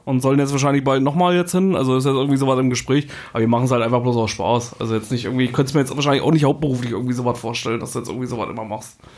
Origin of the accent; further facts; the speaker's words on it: Thuringia, Germany; now in Brandenburg, Germany; Ich komme ja eigentlich aus Thüringen, bin 2008 hierher gezogen.